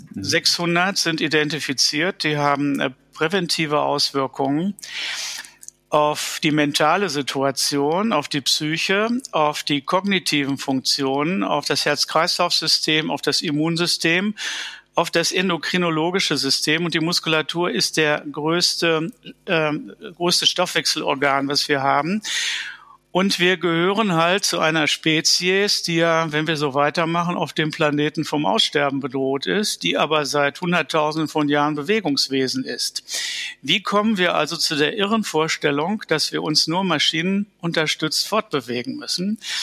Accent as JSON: {"language": "German", "town": "Dortmund", "region": "North Rhine-Westphalia", "country": "Germany", "tie": "born or raised there", "said": "In Dortmund, wo ich aufgewachsen bin"}